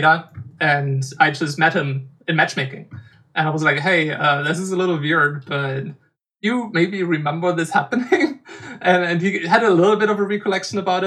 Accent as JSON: {"language": "English", "country": "Germany", "tie": "born or raised there", "said": "In my hometown, there was a games convention called GamesCon"}